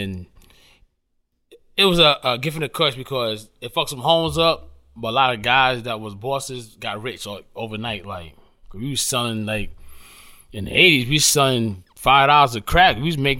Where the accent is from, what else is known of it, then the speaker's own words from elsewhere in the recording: New York City, New York, United States; I grew up in South Jamaica, Queens, you know, in the 80s